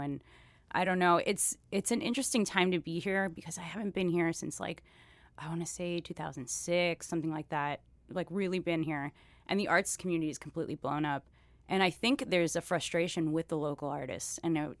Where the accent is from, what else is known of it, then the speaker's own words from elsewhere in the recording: Miami, Florida, United States; moved away as an adult; But I am originally from Miami. My father's Cuban, my mom's American. Born, raised, and then left out of high school, and then now I'm here and practicing artist over in Little Haiti and Deering.